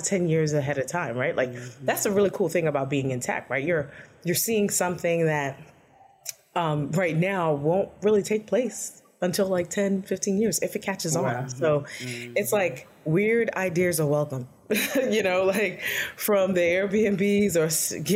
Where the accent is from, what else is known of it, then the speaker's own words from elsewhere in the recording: New York City, New York, United States; I'm from Brooklyn, New York